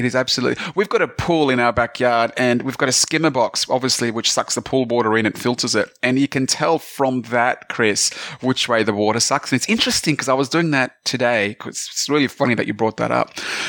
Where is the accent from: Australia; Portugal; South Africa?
Australia; accent: Australian; also born or lived in Sydney; parents are Greek. I was born in Australia.